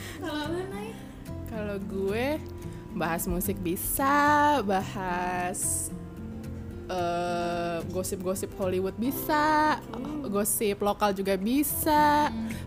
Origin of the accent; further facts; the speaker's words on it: Bekasi, West Java, Indonesia; nggak tahu sorry gue bukan orang Sunda gue orang Jawa